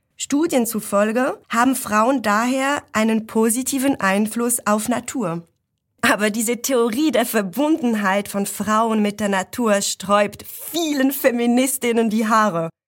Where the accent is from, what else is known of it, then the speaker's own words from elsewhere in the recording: Switzerland; ich habe einen Akzent, weil ich aus der Schweiz komme